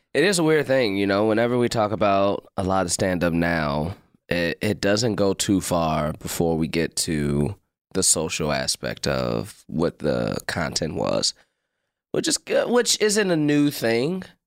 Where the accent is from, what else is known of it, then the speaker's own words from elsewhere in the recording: Chicago, Illinois, United States; also born or lived in Hyde Park, Chicago / North Side, Chicago; I grew up in the West Pullman area